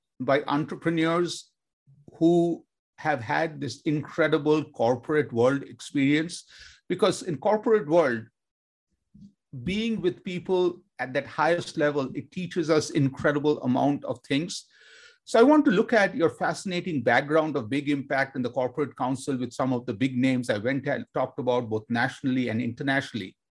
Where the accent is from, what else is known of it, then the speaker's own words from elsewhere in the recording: Kolkata, West Bengal, India; I grew up in Kolkata, India, with my grandma